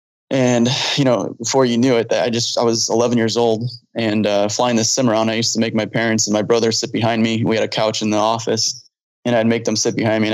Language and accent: English; Chicago, Illinois, United States; now in Phoenix, United States; So I grew up in Chicago. I grew up near O'Hare in the suburbs of Chicago, near O'Hare. So I grew up near O'Hare